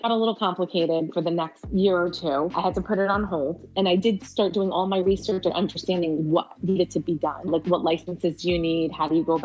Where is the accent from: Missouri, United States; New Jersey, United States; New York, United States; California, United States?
New Jersey, United States; accent: New Jersey; first language Arabic; English is a second language; also born or lived in Middle East; I came here when I was 2